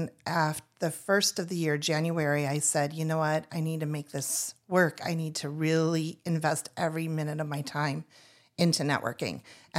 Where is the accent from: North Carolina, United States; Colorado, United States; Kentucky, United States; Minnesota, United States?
Minnesota, United States; moved away as an adult; now in Tucson, United States; we are new and we're new from Minnesota. And so we left Minnesota in 2021, first went to Laughlin, Nevada